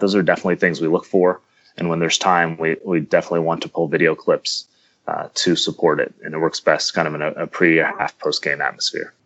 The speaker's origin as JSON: {"language": "English", "town": "Kansas City", "country": "United States", "said": "I'm from the Kansas City area"}